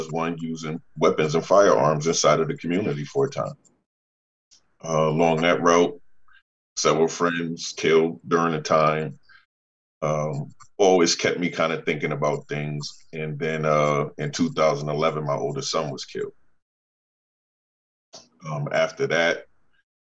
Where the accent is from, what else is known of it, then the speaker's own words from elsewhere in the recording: New Haven, Connecticut, United States; born and raised in New Haven